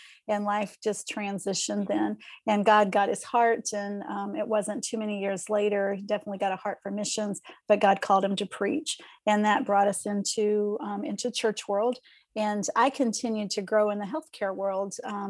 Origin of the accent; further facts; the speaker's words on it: Eastern Kentucky, United States; I was raised in Eastern Kentucky, so married when I was 17, right out of high school.